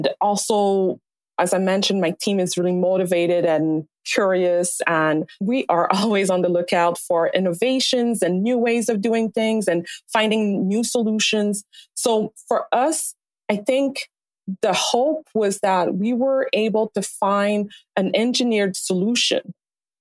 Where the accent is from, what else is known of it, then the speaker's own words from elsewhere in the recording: Montreal, Quebec, Canada; moved away as an adult; also born or lived in Alberta; now in Vancouver, Canada; I was born in Montreal.